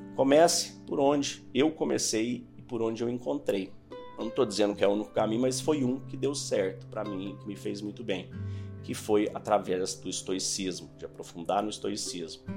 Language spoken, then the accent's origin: Portuguese; Santos, São Paulo, Brazil; eu sou de Santo São Paulo